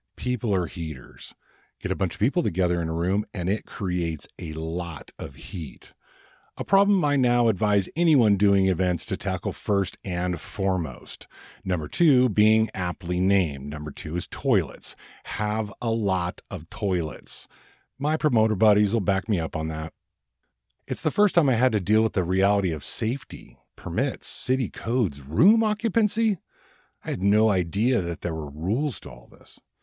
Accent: Ventura, California, United States; moved away as an adult; now in Oregon, United States; I had just arrived to Oregon from my hometown of Ventura, California, a little beach town

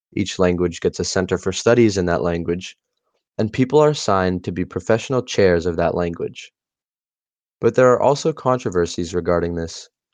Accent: India; Being Indian, myself

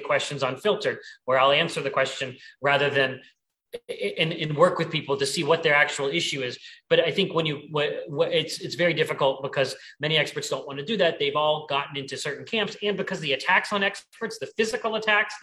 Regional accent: Pennsylvania, United States; in my home state in Pennsylvania

